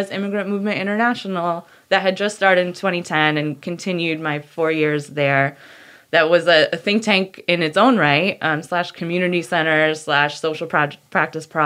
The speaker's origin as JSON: {"language": "English", "region": "Connecticut", "country": "United States", "tie": "born or raised there", "said": "In Connecticut"}